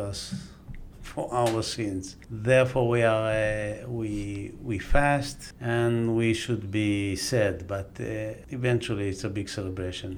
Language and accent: English; Jerusalem, Jerusalem District, Israel; first language Aramaic; English is a second language; where are you from? I always say, from Jerusalem